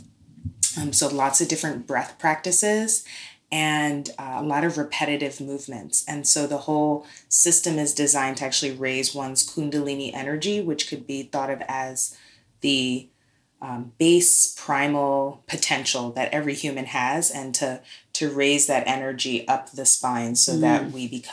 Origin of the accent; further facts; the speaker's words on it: New York City, New York, United States; now in Oakland, United States; I'm from New York City, born in Brooklyn.